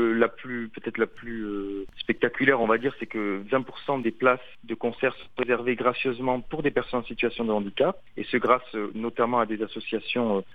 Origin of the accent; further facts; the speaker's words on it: France; je suis français